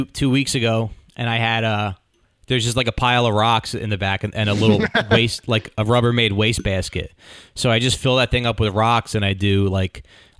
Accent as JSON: {"language": "English", "region": "New Jersey", "country": "United States", "said": "I'm from Jersey."}